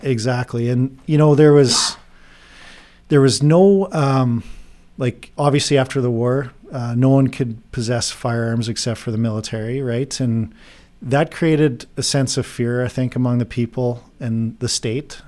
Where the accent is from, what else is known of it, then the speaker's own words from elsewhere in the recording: Saskatchewan, Canada; moved away as an adult; also born or lived in Drayton Valley, Alberta; now in Texas, United States; I'm actually originally from Bean Fate, Saskatchewan, uh, fifth generation farmer out there.